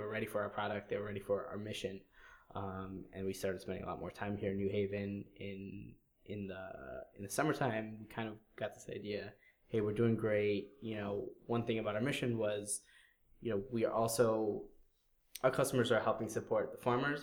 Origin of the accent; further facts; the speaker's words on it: Wallingford, Connecticut, United States; Connecticut because it's my home state. Born and raised in Wallingford.